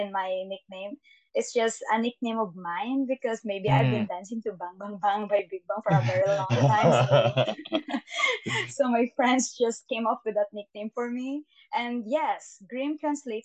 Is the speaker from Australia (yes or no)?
no; Philippines; English is a second language; I'm from Philippines, and I'm also a civil engineering student.